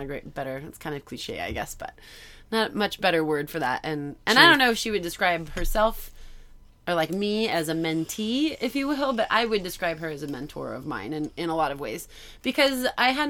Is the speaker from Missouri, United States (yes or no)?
yes; St. Louis, Missouri, United States; I'm from St. Louis, which is not the South. It's very Midwestern